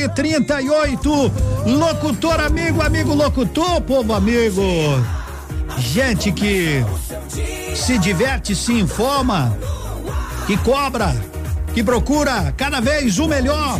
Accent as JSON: {"language": "Portuguese", "town": "Pato Branco", "region": "Paraná", "country": "Brazil", "said": "eu sou de Pato Branco"}